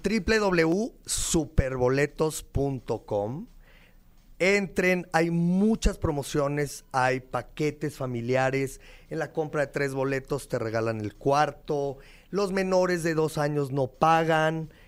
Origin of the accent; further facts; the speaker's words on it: Mexico; como mexicanos